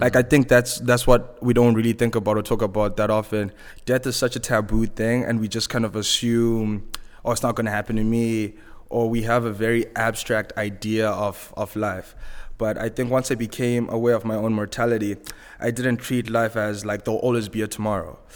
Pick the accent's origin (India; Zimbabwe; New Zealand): Zimbabwe; accent: Zimbabwean; moved away as an adult; also born or lived in Vancouver, Canada; my accent is Zimbabwean. I grew up, uh, I was born and raised in Zimbabwe